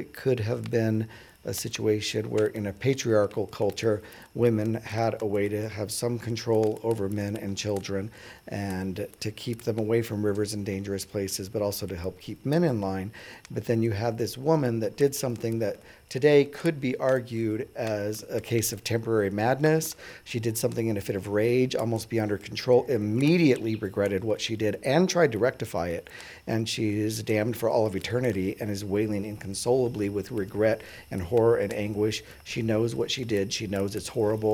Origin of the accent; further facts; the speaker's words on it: Albuquerque, New Mexico, United States; now in Tucson, United States; I grew up in Albuquerque, New Mexico